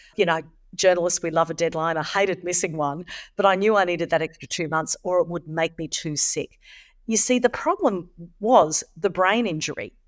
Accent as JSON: {"language": "English", "country": "Australia", "said": "Here in Australia"}